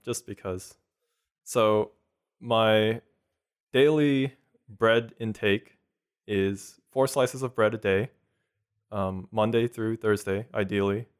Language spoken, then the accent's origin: English; Houston, Texas, United States; also born or lived in South Korea; originally, I'm from South Korea. I moved here when I was three to the Houston area